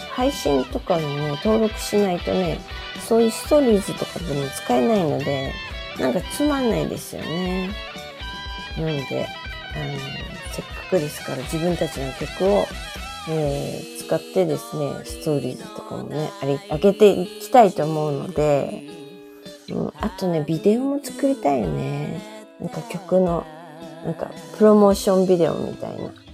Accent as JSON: {"language": "Japanese", "region": "Okayama", "country": "Japan", "tie": "born or raised there", "said": "私、あの、出身が岡山"}